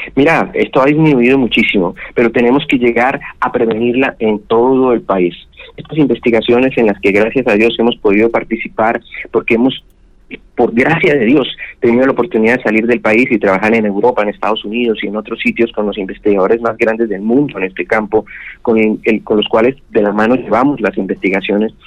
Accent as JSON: {"language": "Spanish", "town": "Bucaramanga", "region": "Santander", "country": "Colombia", "tie": "born or raised there", "also_born_or_lived": "Tunja, Boyacá", "moved": "yes", "lives_now": "Barranquilla, Colombia", "said": "me crié en Bucaramanga"}